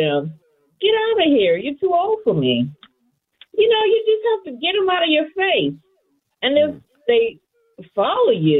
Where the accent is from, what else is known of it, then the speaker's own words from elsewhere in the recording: St. Louis, Missouri, United States; moved away as an adult; I grew up in St. Louis, although I lived in other major cities. And I ended up moving back after the passing of my dad.